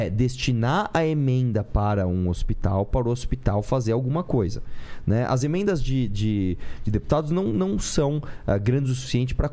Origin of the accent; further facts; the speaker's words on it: São Paulo, Brazil; e todos nós aqui somos de São Paulo